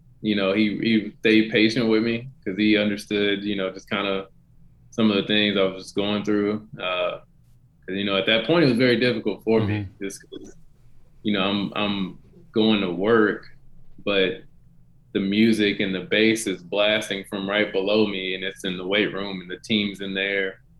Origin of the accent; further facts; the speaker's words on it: Denton, Texas, United States; back in my hometown in Denton, Texas.